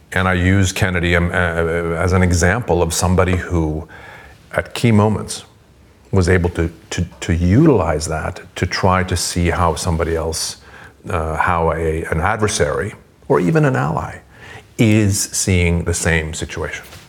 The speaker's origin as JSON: {"language": "English", "country": "Sweden", "moved": "yes", "lives_now": "United States", "said": "I'm originally from Sweden, but I'm now, um, the United States is my adopted country."}